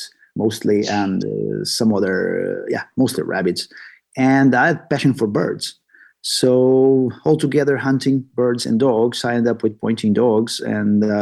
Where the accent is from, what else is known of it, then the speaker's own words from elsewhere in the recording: Portugal; moved away as an adult; now in Sweden; I'm originally from Portugal. I just moved to Sweden, the north of Europe, 10 years ago